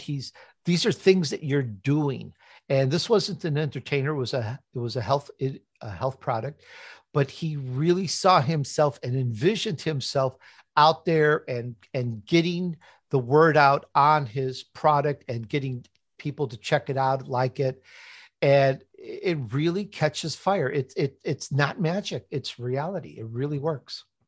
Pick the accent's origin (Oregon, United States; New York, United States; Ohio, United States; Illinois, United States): Illinois, United States; Chicago; accent: Chicago; also born or lived in Italy; I'm Italian. I was actually born in Italy. I grew up in Chicago, though if you're listening carefully, sometimes my Chicago comes out.